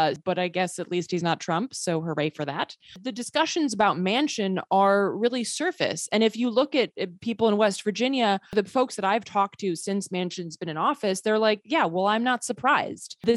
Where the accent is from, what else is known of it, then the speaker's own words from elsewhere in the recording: Sweden; I grew up partially in Sweden. I'm a, a, Swedish citizen.